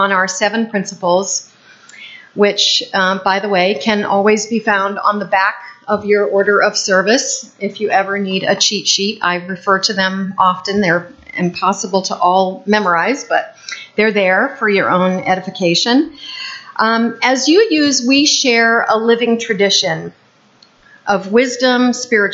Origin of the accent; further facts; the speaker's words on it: Peterborough, New Hampshire, United States; moved away; when I went back to my hometown of Peterborough, New Hampshire, I discovered that there was a UU church right in the center of town the whole time I was growing up